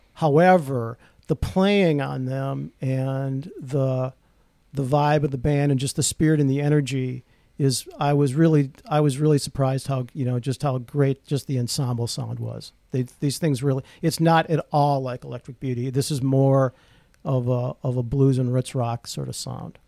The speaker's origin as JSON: {"language": "English", "town": "Rochester", "country": "United States", "tie": "born or raised there", "said": "I grew up in Rochester"}